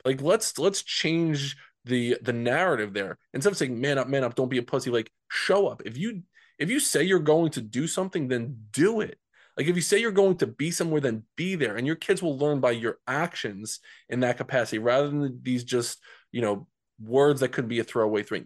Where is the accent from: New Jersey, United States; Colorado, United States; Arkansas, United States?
New Jersey, United States; growing up in Central Jersey